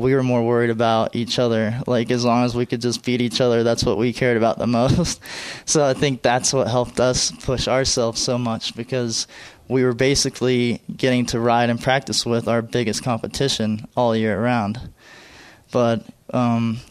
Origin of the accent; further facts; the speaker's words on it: right north of Dallas, Texas, United States; we grew up in Texas, a real close family